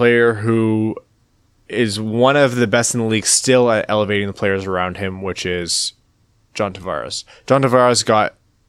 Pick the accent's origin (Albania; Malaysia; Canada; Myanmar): Canada; Windsor, Ontario; We're going to go, we're going to a tournament by Windsor this weekend. That's my hometown.